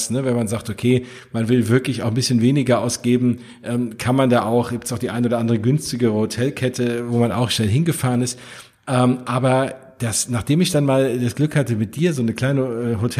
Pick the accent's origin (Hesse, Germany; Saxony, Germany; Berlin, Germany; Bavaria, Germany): Hesse, Germany; vor allem geht mir da als äh, Hesse und äh, in der Nähe von Frankfurt wohnt natürlich das Herz auf